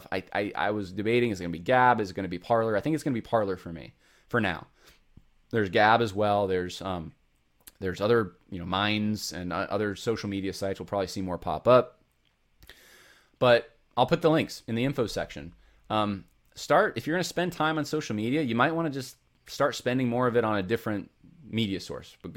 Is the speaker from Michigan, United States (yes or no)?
no; California, United States; I'm from California originally, so I can say this, but uh, I haven't lived most of my life there, but I have still a family there